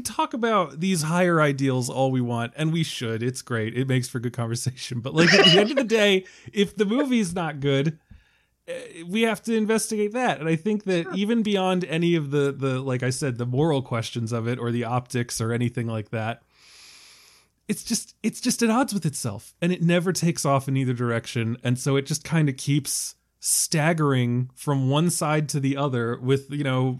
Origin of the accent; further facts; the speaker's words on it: Severna Park, Maryland, United States; Severna Park, Maryland.